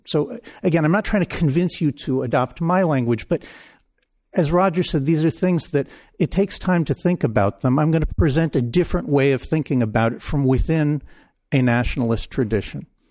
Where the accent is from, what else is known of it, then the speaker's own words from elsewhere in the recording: Israel; I grew up in Israel.